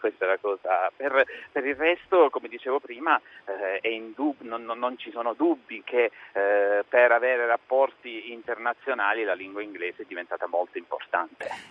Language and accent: Italian; Italy; essere nato e di, essere, eh, di essermi formato in provincia perché se io fossi nato a Milano non avrei avuto questa formazione